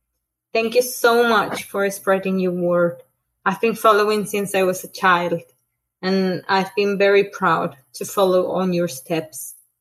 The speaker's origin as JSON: {"language": "English", "country": "Colombia", "moved": "yes", "lives_now": "Sweden", "said": "I'm originally from Colombia, but now I live in Sweden."}